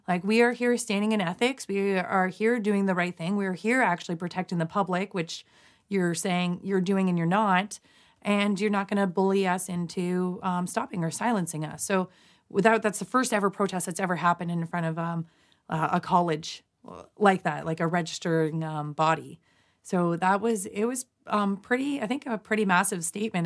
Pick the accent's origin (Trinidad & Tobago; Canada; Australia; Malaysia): Canada; London, Ontario; my hometown, London, Ontario, Canada